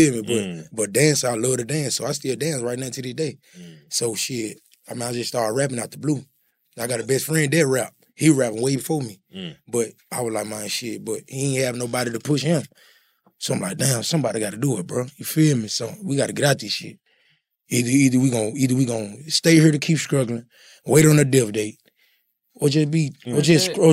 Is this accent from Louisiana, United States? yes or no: yes; Tallulah, Louisiana, United States; moved away; also born or lived in Memphis, Tennessee; I'm from Louisiana, but I moved to Memphis